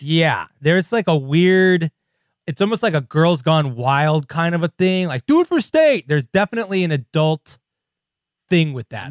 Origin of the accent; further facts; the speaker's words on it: Chicago, Illinois, United States; I'm from Chicago